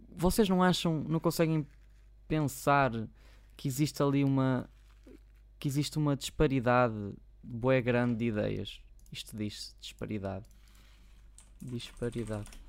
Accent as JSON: {"language": "Portuguese", "town": "Maia", "region": "Norte", "country": "Portugal", "said": "por acaso sou daqui, sou da Maia"}